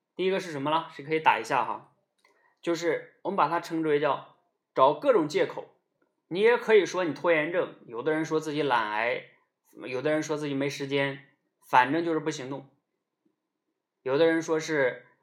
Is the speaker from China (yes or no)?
yes; Northeast China, China; 我们那个时候东北叫掏裆子